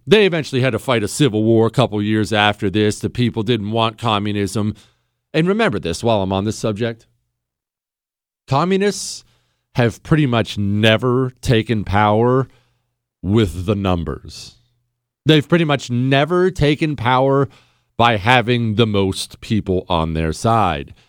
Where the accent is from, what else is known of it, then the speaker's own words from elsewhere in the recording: United States; I'm an American